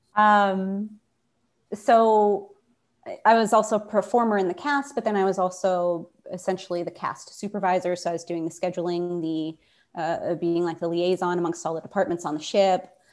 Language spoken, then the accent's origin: English; Pittsburgh, Pennsylvania, United States; moved away as an adult; I had spent most of my time in Pittsburgh growing up. I was going to college in my hometown